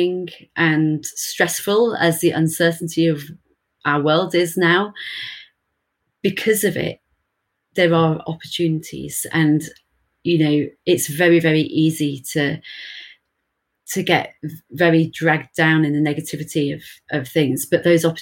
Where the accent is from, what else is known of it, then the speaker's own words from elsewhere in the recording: Birmingham, West Midlands, United Kingdom; I'm from Birmingham in the UK.